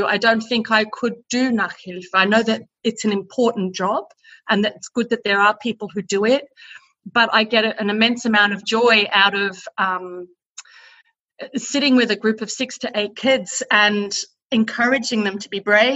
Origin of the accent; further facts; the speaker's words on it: Melbourne, Victoria, Australia; moved away as an adult; also born or lived in England / United States / Austria; now in Burghausen, Germany; I'm an Aussie. A Melbourne girl